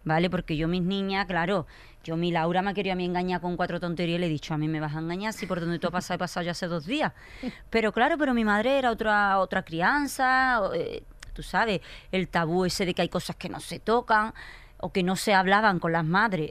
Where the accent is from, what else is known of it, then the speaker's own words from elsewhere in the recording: Écija, Andalusia, Spain; Yo soy de pueblo, me, llevaron a la capital, a Sevilla, yo soy de Écija.